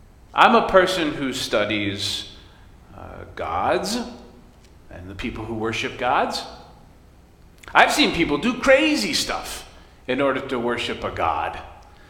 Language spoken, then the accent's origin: English; West Michigan, United States; I grew up in West Michigan in a family of hunters